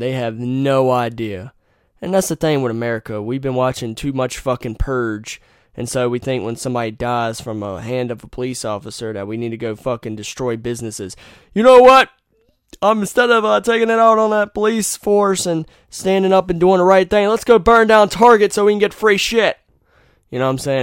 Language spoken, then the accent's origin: English; Wilson, North Carolina, United States; I was born in Wilson